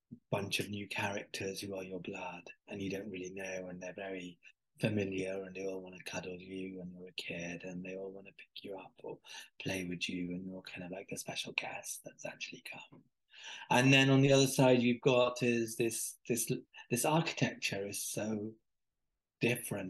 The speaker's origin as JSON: {"language": "English", "town": "Birmingham", "region": "West Midlands", "country": "United Kingdom", "tie": "born or raised there", "said": "from Birmingham to this village in Pakistan"}